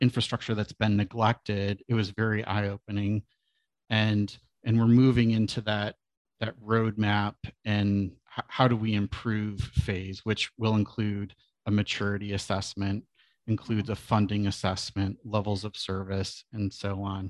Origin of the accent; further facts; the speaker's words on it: Southeast Michigan, United States; moved away as an adult; now in Portland, United States; I am a son of Michigan. I grew up in Southeast Michigan